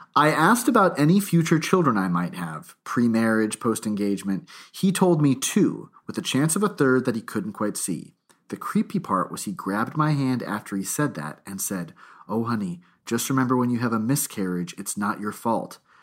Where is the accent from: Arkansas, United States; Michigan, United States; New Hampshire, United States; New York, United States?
New Hampshire, United States; I grew up, I grew up in New Hampshire nearby